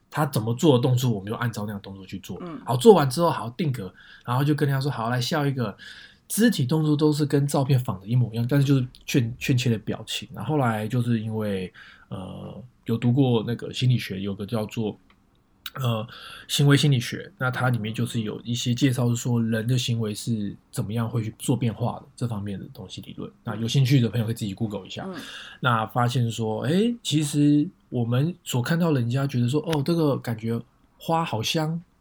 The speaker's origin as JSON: {"language": "Chinese", "town": "Taipei", "country": "Taiwan", "also_born_or_lived": "Northern California, United States", "moved": "yes", "lives_now": "San Jose, United States", "said": "我是从台湾台北来的一个小孩子，然后现在居住在美国北加州"}